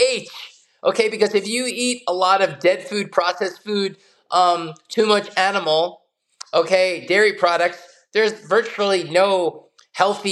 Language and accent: English; United States; growing up in the United States in the late 60s, 70s, and 80s